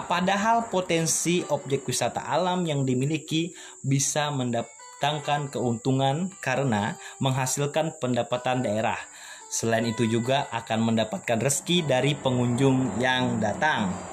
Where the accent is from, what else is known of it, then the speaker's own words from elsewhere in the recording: Kotabaru, South Kalimantan, Indonesia; mungkin saya akan mengambil studi kasus di desa saya sendiri yaitu terletak di desa Karangpayau Sungai Kupang Kecamatan Kelumpang Hulu Kabupaten Kota Baru di sini mayoritas penduduk didominasi oleh suku Banjar dan juga suku Jawa